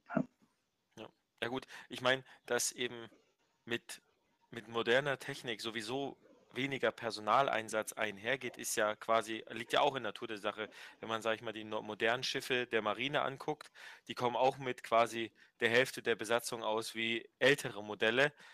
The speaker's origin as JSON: {"language": "German", "country": "Germany", "said": "wir als, als Deutsche"}